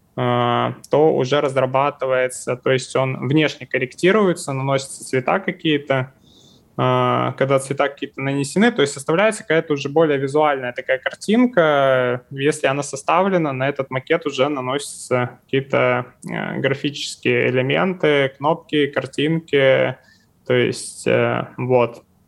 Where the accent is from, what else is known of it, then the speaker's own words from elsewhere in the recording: Far East, Russia; я вот, например, с Дальнего Востока, у нас тут вообще все плачевно с зарплатами